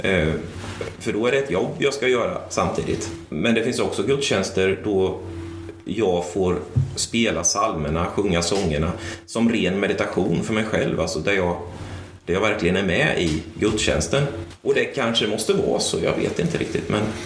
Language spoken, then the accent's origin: Swedish; Sweden; now in Tranås, Sweden; växte upp i kapelalliansförsamling församling eh, i Lindros. Eh, samtidigt som jag växte upp i Lindros kyrka